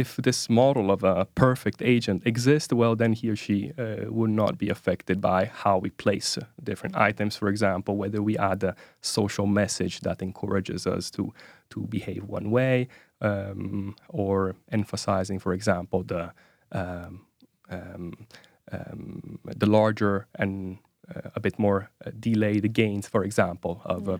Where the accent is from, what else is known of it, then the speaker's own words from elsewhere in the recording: Italy; moved away as an adult; now in Oslo, Norway; I'm originally from from Italy